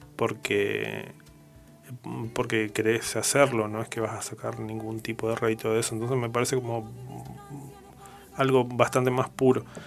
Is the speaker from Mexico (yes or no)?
no; Patagonia, Argentina; siendo patagónico